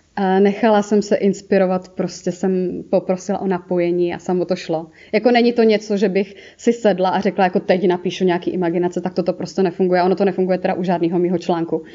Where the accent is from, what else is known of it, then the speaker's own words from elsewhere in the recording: Moravia, Czechia; accent: Moravian; já mám ten moravský akcent